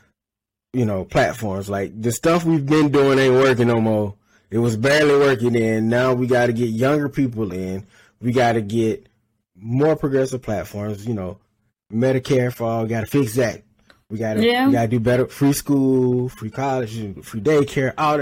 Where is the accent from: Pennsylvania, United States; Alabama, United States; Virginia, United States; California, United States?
Alabama, United States; I'm from Alabama